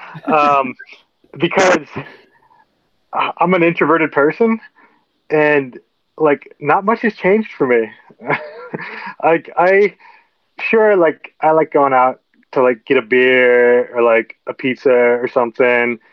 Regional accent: Nebraska, United States; moved away as an adult; also born or lived in Oregon / Montana; now in Colorado, United States; I grew up in Nebraska, just the next state over from Colorado, on a really small, on a farm outside of a town of 300 people.

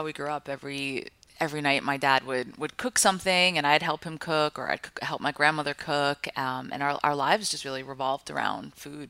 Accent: Five Towns, New York, United States; moved away as an adult; also born or lived in Oakland, California; I grew up in the Five Towns, which are right, like these small little towns right by Kennedy Airport.

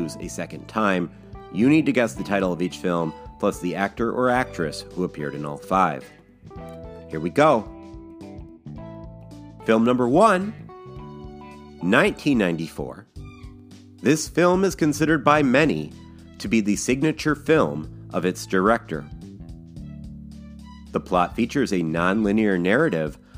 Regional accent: Madison, Wisconsin, United States; the state capitol building of Wisconsin in my hometown of Madison

